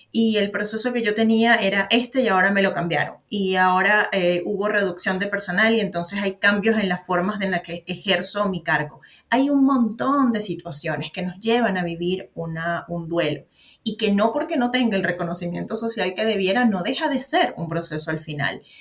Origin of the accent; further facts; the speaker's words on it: Venezuela; moved away as an adult; now in Santiago, Chile; yo soy venezolana, pero vivo en Santiago de Chile.